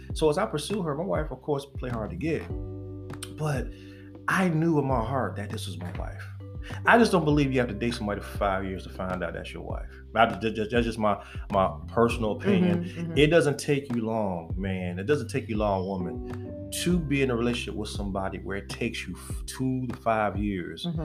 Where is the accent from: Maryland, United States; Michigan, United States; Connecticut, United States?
Michigan, United States; Detroit; I'm from the East Side, y'all, from Detroit